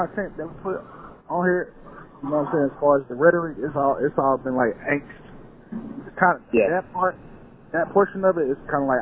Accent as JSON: {"language": "English", "town": "Atlanta", "region": "Georgia", "country": "United States", "said": "I'm from Atlanta"}